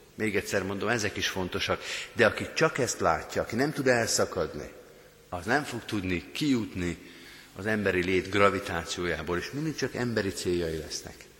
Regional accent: Hungary; mi magyarként

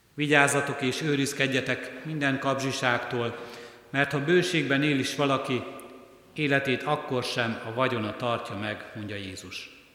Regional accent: Hungary; ha nem ide születtünk volna, ha nem Kelet-Európában, ha nem Magyarországon élnénk

